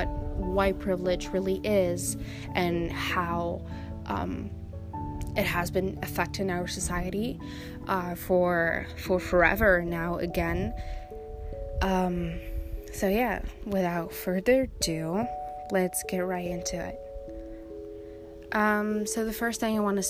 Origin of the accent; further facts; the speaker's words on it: Belgium; also born or lived in Morocco (ancestry); But I was born in Belgium, so technically I'm a Belgian citizen.